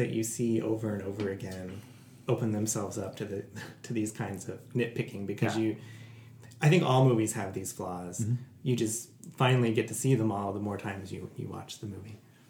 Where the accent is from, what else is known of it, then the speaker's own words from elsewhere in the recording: Kansas, United States; I grew up in Kansas.